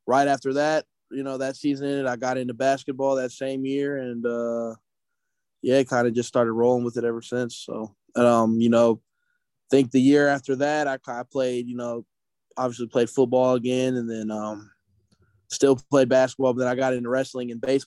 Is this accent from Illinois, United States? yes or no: yes; Peoria, Illinois, United States; moved away as an adult; now in Pittsburgh, United States; born and raised in Peoria, Illinois